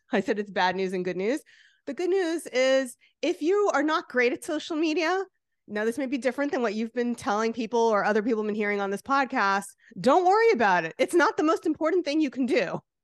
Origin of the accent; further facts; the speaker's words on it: New Jersey, United States; like I am, which you could hear from my accent.